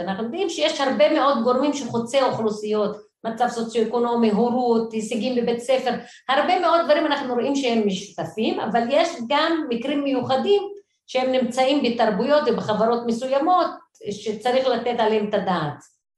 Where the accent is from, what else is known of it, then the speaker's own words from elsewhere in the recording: Haifa, Haifa District, Israel; moved away as an adult; now in Jerusalem, Israel; גדלתי בשכונת מצוקה, בעיר חיפה